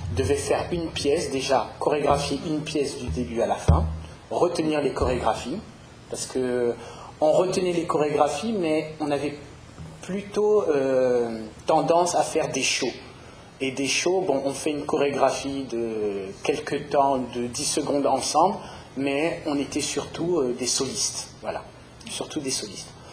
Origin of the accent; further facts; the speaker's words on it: Paris, Île-de-France, France; je suis parisien